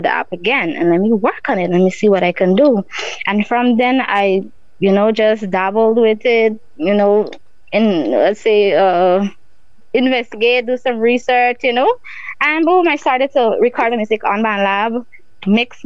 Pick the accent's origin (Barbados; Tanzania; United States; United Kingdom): Barbados; also born or lived in Guyana; growing up in Barbados, you know, going to school and stuff